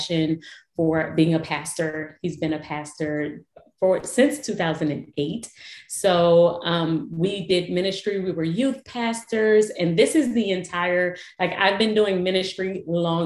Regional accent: New Orleans, Louisiana, United States; I was born and raised in New Orleans

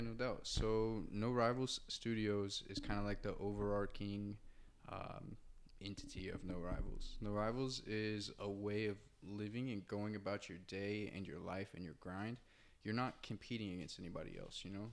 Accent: Muncie, Indiana, United States; moved away as an adult; now in Los Angeles, United States; I'm from Muncie, Indiana

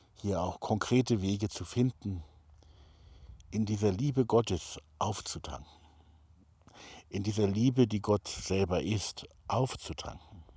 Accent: Hamburg, Germany; moved away as an adult; ich selber bin geborener Hamburger, habe da also die ersten 20 Jahre meines Lebens auch verbracht

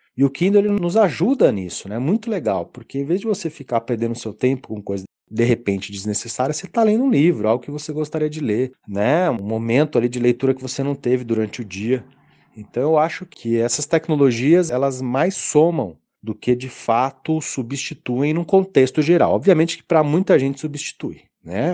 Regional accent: Brazil; Como brasileiros

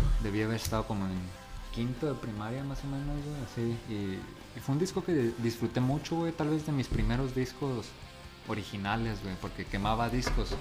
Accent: La Paz, Baja California Sur, Mexico; moved away; yo nací aquí en La Paz

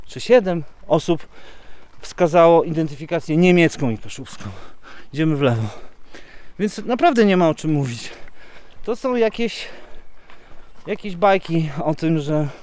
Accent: Poland; first language Polish; moved away as an adult; now in Kashubia, Poland; jestem przecież Polakiem, ja przede wszystkim jestem Polakiem, zawsze będę, z moimi korzeniami

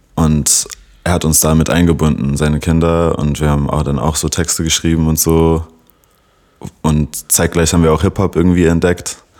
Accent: Berlin, Germany; first language English; German is a second language; 96er Jahrgang und gebürtiger Berliner

